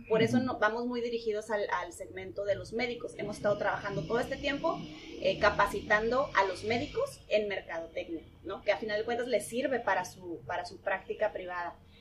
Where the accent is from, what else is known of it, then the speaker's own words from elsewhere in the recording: Tijuana, Baja California, Mexico; nací aquí en Tijuana, tengo 34 años